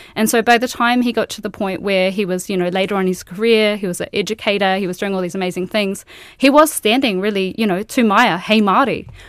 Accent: Queensland, Australia; moved away as an adult; now in New Zealand; I grew up in Australia and I went to architecture school there

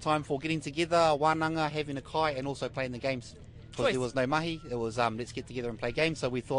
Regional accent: Whanganui, Manawatū-Whanganui, New Zealand; Engari, born and bred in Wally.

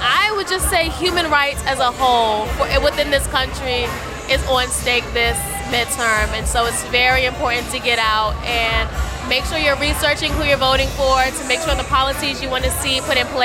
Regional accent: Maryland, United States; moved away as an adult; now in Philadelphia, United States; I'm from Maryland, born and raised, but I moved to Philly recently.

